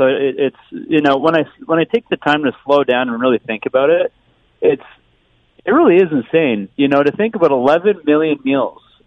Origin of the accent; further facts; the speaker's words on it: London, Ontario, Canada; London's my home. I was born and raised here in London, and it doesn't feel right moving away from it